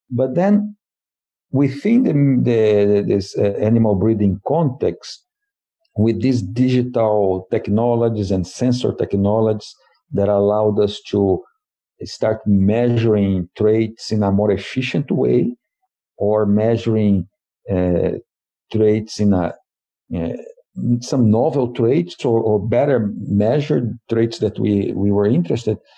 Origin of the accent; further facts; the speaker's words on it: Brazil; English is a second language; So, uh, I'm originally from Brazil, and I have a BS uh, in in animal science.